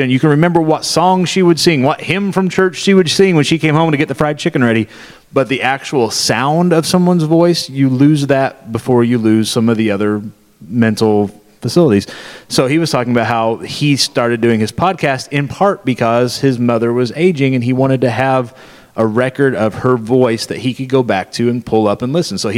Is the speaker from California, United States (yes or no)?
no; Missouri, United States; he and I, uh, we're from Southwest Missouri, which is about seven hours that direction.